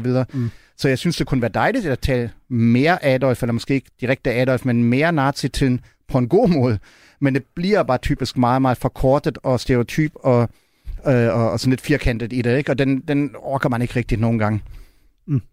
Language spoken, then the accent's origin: Danish; Berlin, Germany; Danish is a second language; now in Denmark; jeg voksede op i Vestberlin